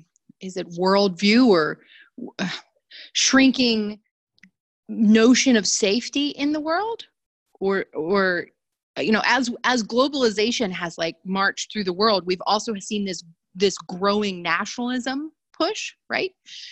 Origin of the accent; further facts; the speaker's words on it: United States; moved away; as an American who's overseas